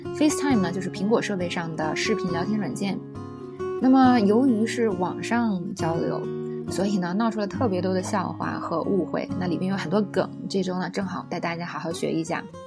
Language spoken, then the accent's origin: Chinese; China; 我们中国人